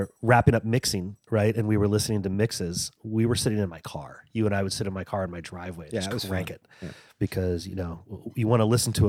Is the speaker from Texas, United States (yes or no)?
yes; Texas, United States; I grew up in Texas, so it was … yeah. diet.